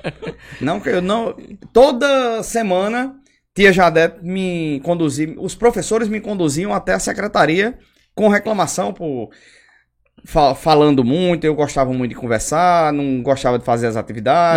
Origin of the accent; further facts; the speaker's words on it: São Bento, Paraíba, Brazil; also born or lived in Patos, Paraíba / Caicó, Rio Grande do Norte / Cajazeiras, Paraíba; eu vim morar em São Bento quando eu tinha oito anos. Eu não sou cidadão são bentense, nasci em Patos